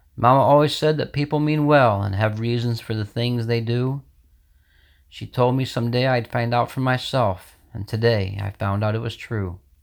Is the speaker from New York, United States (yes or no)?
yes; Sidney Center, New York, United States; I'm from Sydney Center, New York.